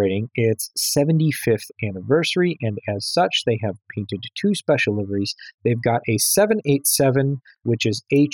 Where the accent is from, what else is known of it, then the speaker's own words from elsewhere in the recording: Chicago, Illinois, United States; being a Chicagoan